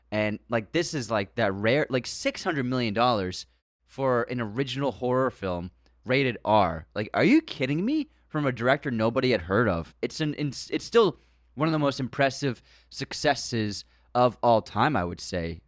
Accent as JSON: {"language": "English", "country": "United States", "tie": "born or raised there", "said": "growing up in America"}